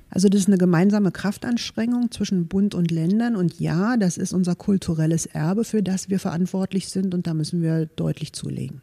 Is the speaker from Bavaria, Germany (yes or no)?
no; Potsdam, Brandenburg, Germany; moved away as an adult; also born or lived in Leipzig / Munich / Berlin; Ich bin hier in Potsdam geboren, in Golm groß geworden, war zwischenzeitlich natürlich auch in Leipzig, in München, in Berlin, bin aber wieder zurück in meine Heimat